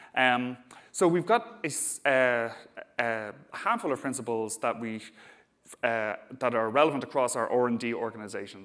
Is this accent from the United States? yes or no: no; Dublin, Leinster, Ireland; accent: Dublin; I'm based in Dublin, as you can probably tell from my accent.